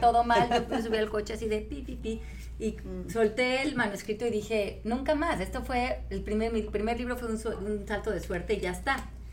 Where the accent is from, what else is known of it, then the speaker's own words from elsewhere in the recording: Mexico; como mexicanos